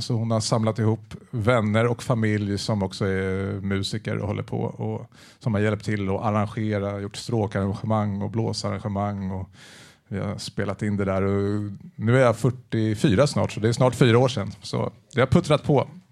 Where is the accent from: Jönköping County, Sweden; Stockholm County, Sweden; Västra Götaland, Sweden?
Stockholm County, Sweden; Täby; Jag kommer från Täby